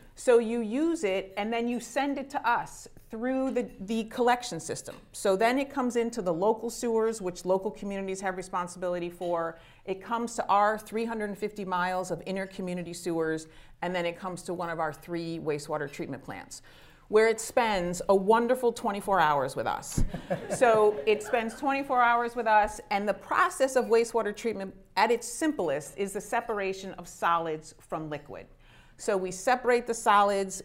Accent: Shaker Heights, Ohio, United States; also born or lived in upstate New York; I grew up in Shaker Heights

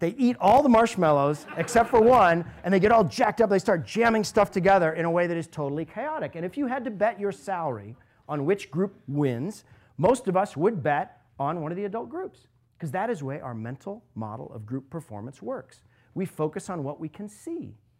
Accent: Alaska, United States; moved away as an adult; now in Cleveland, United States; I was growing up in Alaska.

